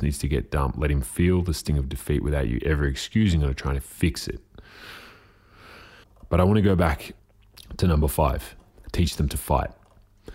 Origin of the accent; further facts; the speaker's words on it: Diamond Valley Football League, Victoria, Australia; I grew up playing in the Diamond Valley Football League, which later became the Northern Football League